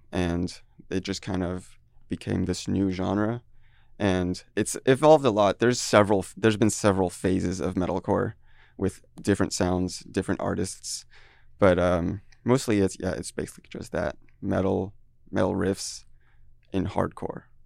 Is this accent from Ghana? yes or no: no; France; moved away as an adult; also born or lived in Taiwan; now in Seattle, United States; I grew up there until eighteen, and then I moved